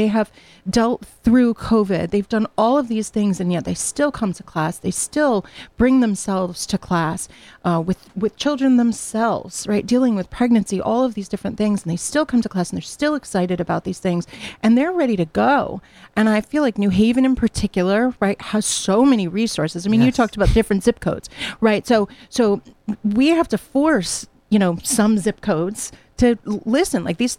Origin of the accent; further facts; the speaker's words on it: Hamden, Connecticut, United States; now in New Jersey; I'm very lucky because I've been able to start again here at Southern in my hometown. You know, I grew up in Hamden, but I worked for many, many years out in New Jersey.